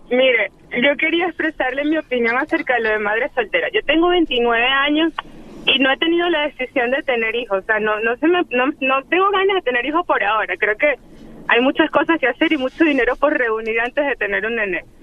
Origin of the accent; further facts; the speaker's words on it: Venezuela; Soy una venezolana